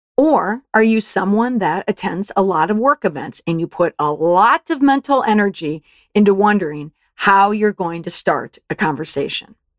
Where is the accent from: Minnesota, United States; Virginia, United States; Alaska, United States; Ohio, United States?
Minnesota, United States; Saint Paul; I grew up in Saint Paul, Minnesota